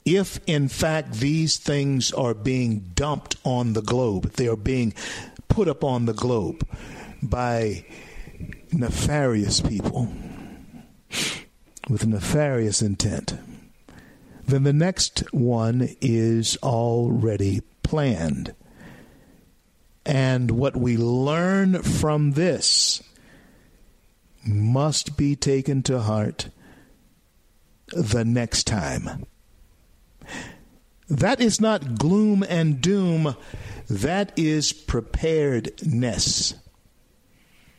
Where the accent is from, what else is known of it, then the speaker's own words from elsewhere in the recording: Louisiana, United States; Louisiana, my home state